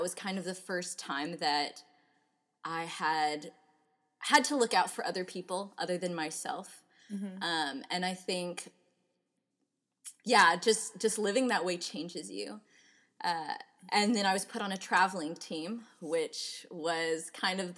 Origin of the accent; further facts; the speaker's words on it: Houston, Texas, United States; I'm from the Houston area